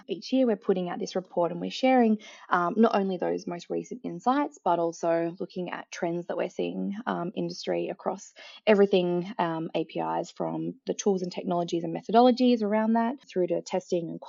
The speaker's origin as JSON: {"language": "English", "country": "Australia", "also_born_or_lived": "Melbourne, Australia", "accent": "Australian", "said": "As you can tell by my accent as well, I'm also located in Melbourne, Australia"}